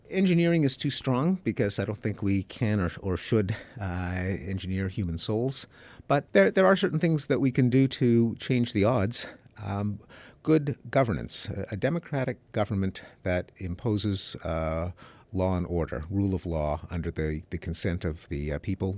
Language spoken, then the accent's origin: English; Montreal, Quebec, Canada; moved away; I grew up in Montreal, Canada, in the English-speaking community